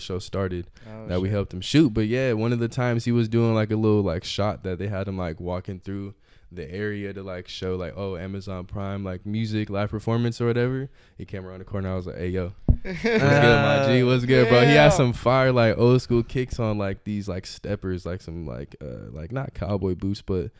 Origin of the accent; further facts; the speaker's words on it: Chicago, Illinois, United States; now in Modesto, United States; a friend from Chicago where I'm originally from